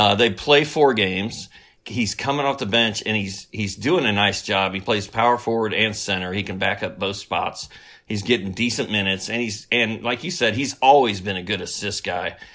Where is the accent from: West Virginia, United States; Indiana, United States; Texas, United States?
Indiana, United States; Bloomington; Indiana University, which is sort of my hometown.